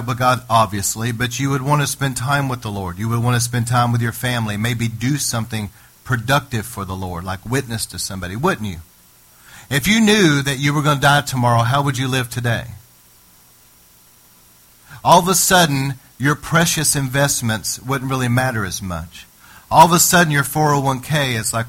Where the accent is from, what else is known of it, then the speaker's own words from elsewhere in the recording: United States; me as an American citizen